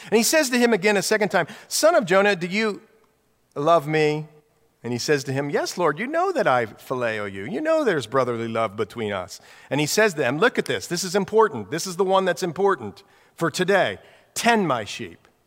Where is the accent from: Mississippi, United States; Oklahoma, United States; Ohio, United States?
Ohio, United States; Newark; moved away; Jan and I grew up in Ohio, same hometown in Ohio, Newark, Ohio